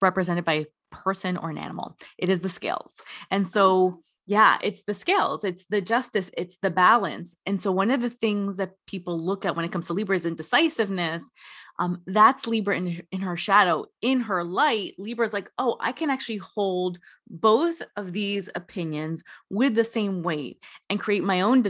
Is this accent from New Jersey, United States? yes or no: yes; New Jersey, United States; I grew up in the New Jersey area.